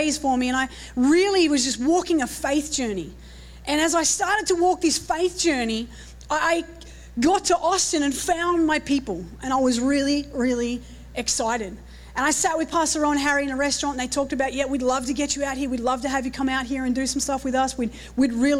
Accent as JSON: {"language": "English", "country": "Australia", "accent": "Australian", "said": "Is my accent a little bit too strong?"}